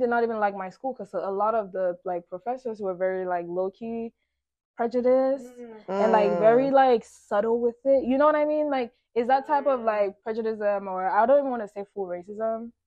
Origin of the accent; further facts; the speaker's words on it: Maryland, United States; moved away as an adult; also born or lived in Cameroon / Minnesota; I grew up in Maryland, went to a predominantly black middle school, high school situation